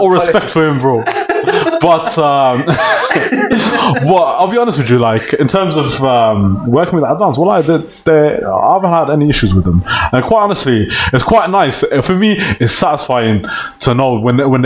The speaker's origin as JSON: {"language": "English", "town": "Birmingham", "region": "West Midlands", "country": "United Kingdom", "said": "I'm from Birmingham, I'm Somali"}